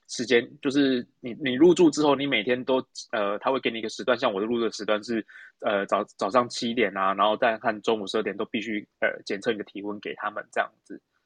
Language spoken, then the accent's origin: Chinese; Taiwan; now in Ontario, Canada; 我在回台湾之前，我是一月，一月五号的飞机回台湾嘛